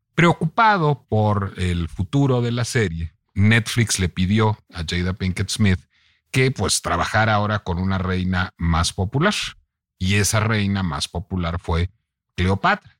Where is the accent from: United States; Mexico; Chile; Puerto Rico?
Mexico; tengo esa raíz venezolana, vivo en México, soy mexicano